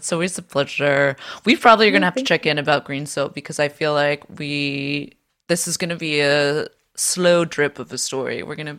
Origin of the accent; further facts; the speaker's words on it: San Francisco, California, United States; we're both from San Francisco